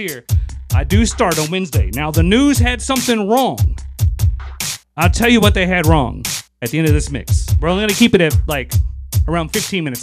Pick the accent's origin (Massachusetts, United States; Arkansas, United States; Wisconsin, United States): Arkansas, United States; Little Rock; also born or lived in Oklahoma City; I am from Little Rock and this is my home